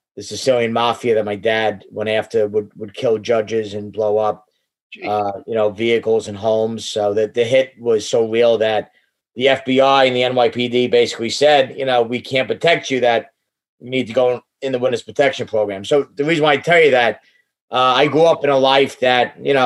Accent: New York City, New York, United States; I grew up in, born and raised in New York City

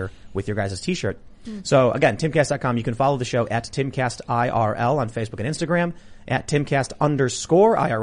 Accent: Chicago, Illinois, United States; I'm from Chicago

